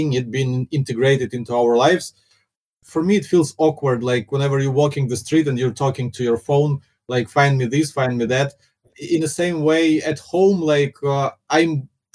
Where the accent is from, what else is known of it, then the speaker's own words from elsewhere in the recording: Ukraine; first language Russian; English is a second language; moved away as an adult; now in Singapore; my first language is Russian